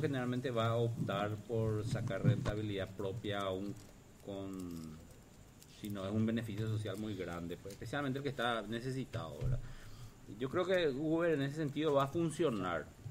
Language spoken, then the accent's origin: Spanish; Paraguay; somos todos paraguayos